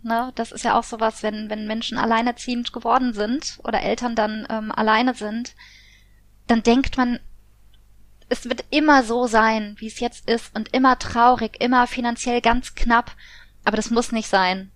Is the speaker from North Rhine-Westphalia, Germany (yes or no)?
no; Koblenz, Rhineland-Palatinate, Germany; in Koblenz, also da wo ich herkomme, in der Heimatstadt